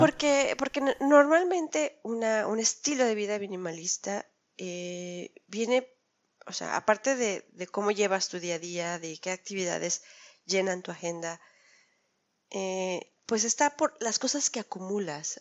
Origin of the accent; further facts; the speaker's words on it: Mexico; los mexicanos, que hemos presentado siempre un flujo constante eh, de migración a Europa